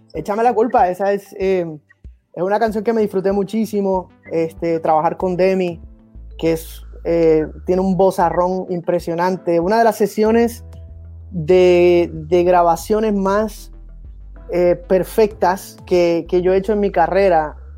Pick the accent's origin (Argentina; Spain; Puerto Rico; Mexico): Puerto Rico; also born or lived in United States; now in Miami, United States; en mi caso yo soy puertorriqueño, soy americano